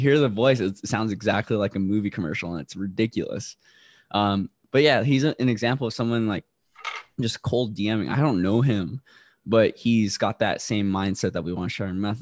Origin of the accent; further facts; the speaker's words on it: Guam; also born or lived in Roxas City, Philippines; now in South Carolina, United States; So I was raised in Guam, but I was born in Rojas City, Philippines.